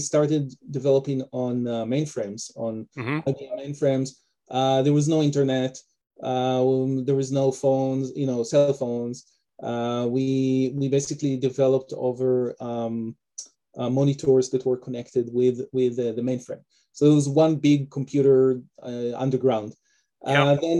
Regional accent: Israel; moved away as an adult; also born or lived in Detroit, United States; now in Canada; originally I'm from Israel. That's also where my name and my accent come from. And I was born and raised over there

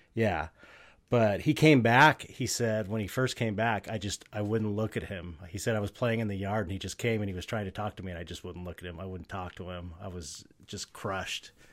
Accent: Southern California, United States; I grew up in Southern California

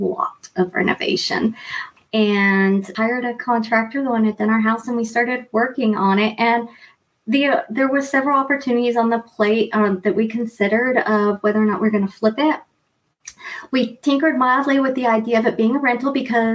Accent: East Coast of the U.S., United States; moved away as an adult; also born or lived in Montreal, Quebec / Vancouver; now in Quebec, Canada; I grew up on the East Coast in the U.S.

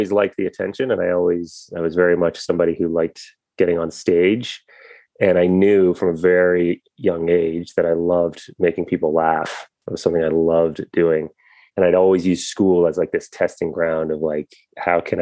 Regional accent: Guelph, Ontario, Canada; Born in Guelph, Ontario, which was just, at the time when I was born, I think the population was 60,000.

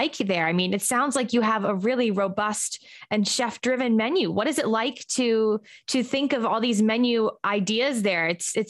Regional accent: New York, United States; I'm from New York. I live in New York.

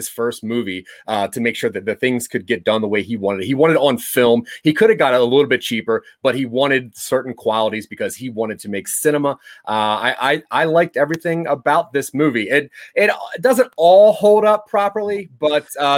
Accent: Delaware, United States; I grew up in Delaware, right next to New Jersey.

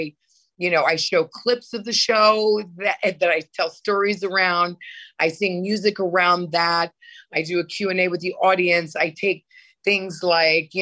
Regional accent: Connecticut, United States; moved away as an adult; also born or lived in New York / Europe; I grew up in Connecticut

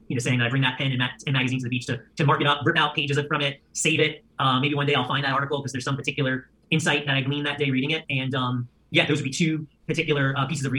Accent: New York, United States; as a New Yorker, I'm a very hard worker

